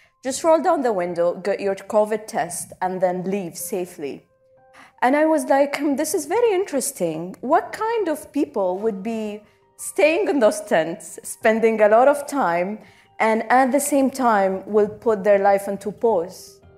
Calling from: Abu Dhabi, United Arab Emirates; Hello, everyone. … I come to you from Abu Dhabi.

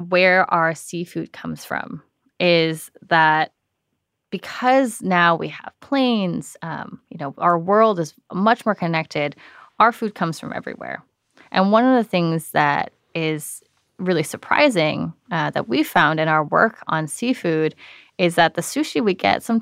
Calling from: San Francisco, California, United States; I'm calling from San Francisco.

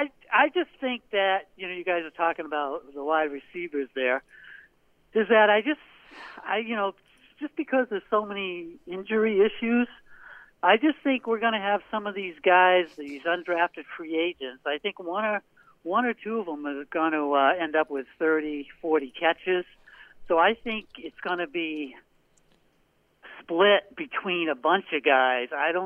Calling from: Portland, Maine, United States; Hey, this is …, and I just want to let you, from Portland, Maine

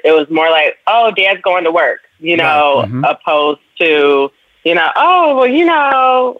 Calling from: Chicago, Illinois, United States; I'm calling from Chicago, Illinois.

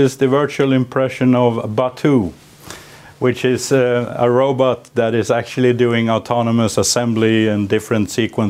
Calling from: Sweden; We're calling in from Sweden.

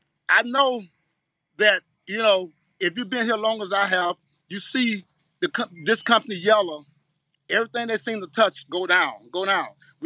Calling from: Miami, Florida, United States; Me, I'm coming from Miami.

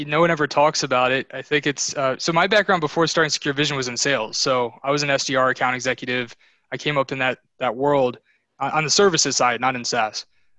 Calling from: Sterling, Virginia, United States; I'm in Northern Virginia, Sterling.

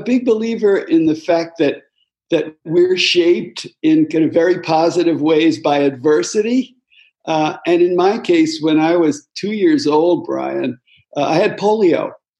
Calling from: Chapel Hill, North Carolina, United States; My home is in Chapel Hill, North Carolina.

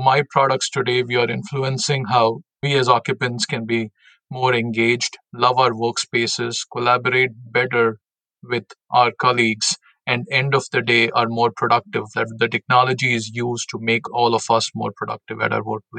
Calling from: Milwaukee, Wisconsin, United States; So I'm based in Milwaukee, Wisconsin.

